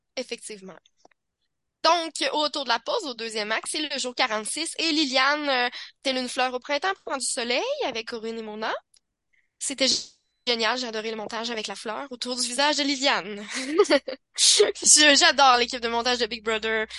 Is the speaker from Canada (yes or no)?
yes; Quebec City, Quebec, Canada; je viens de Québec